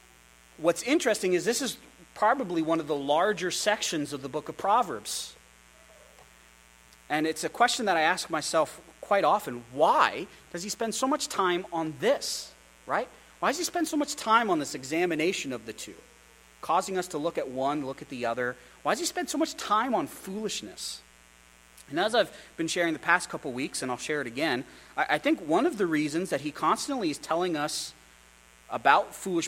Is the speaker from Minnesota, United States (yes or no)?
no; Pennsylvania, United States; I grew up outside of Philly. My dad, his first church was outside of Philadelphia.